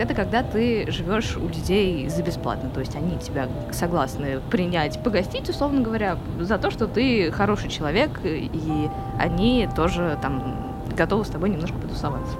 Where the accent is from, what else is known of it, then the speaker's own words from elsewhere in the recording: Moscow, Russia; moved away as an adult; now in Istanbul, Turkey; я родилась здесь, но, честно говоря, я себя москвичкой никогда не чувствовала